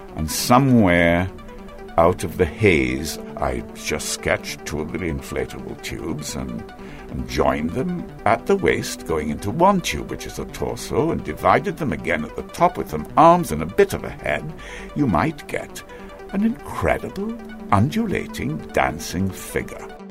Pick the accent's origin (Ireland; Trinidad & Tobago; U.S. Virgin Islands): Trinidad & Tobago; also born or lived in Georgetown, Guyana; I was taken in my mother's womb to Georgetown, Guyana, where I was born in the General Hospital in the embrace of her family and brought back to Trinidad shortly thereafter in her arms.